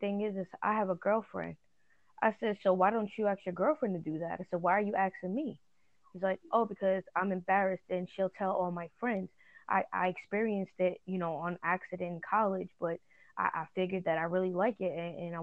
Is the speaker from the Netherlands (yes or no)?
no; Long Island, New York, United States; I'm from Long Island